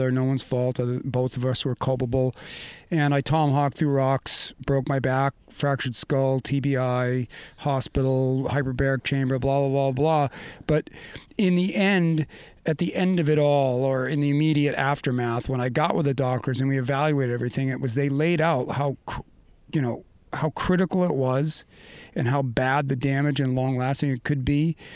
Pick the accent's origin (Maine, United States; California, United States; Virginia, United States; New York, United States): Maine, United States; moved away; we grew up in Maine, and my family deep skiing roots